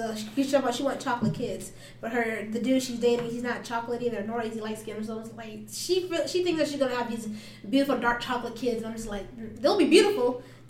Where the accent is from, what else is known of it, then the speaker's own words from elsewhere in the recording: Phoenix, Arizona, United States; also born or lived in Tempe; growing up in South Phoenix, everybody looked like me. And like, sure, we have a few Mexican kids too, but like, we're all minorities.